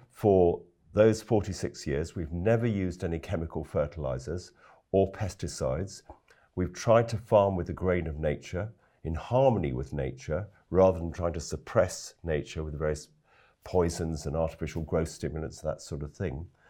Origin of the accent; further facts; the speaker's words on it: London, United Kingdom; moved away as an adult; also born or lived in West Wales; I, I am a Londoner, actually. Grew up in London